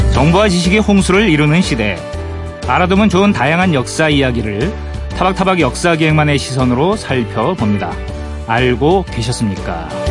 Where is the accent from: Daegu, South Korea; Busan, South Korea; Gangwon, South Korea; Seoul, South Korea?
Gangwon, South Korea; 강원도 출신이거든요.